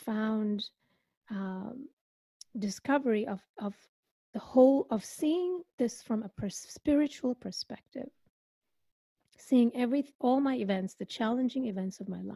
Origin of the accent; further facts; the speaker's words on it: India; I come from India, so I believe in past lives